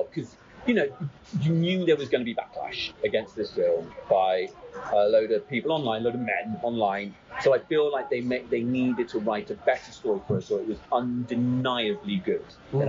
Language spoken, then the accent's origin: English; Bristol, South West England, United Kingdom; Just outside Bristol.